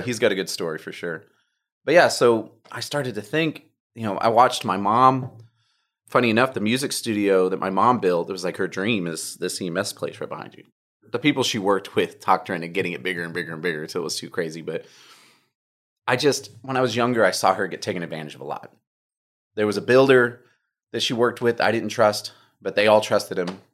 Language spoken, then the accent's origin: English; Humble, Texas, United States; also born or lived in Oklahoma / Phoenix, Arizona / New York; I was born in Humble, so I'm a local boy.